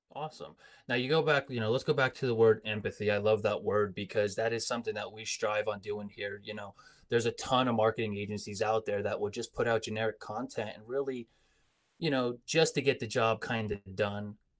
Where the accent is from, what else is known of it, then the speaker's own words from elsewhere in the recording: Coal Region, Pennsylvania, United States; growing up in the Cole region, our heritage is, you know, Italian, Polish